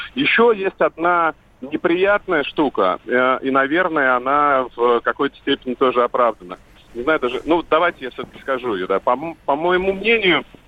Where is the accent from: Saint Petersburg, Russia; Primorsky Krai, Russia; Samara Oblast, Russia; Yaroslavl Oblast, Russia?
Primorsky Krai, Russia; Vladivostok; now in Moscow, Russia; я живу в Москве, я из Владивостока